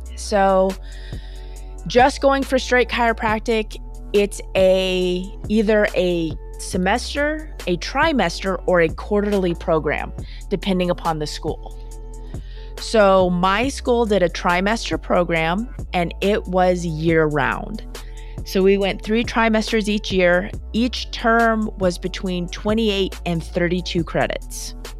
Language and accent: English; Minnesota, United States; I'm from Minnesota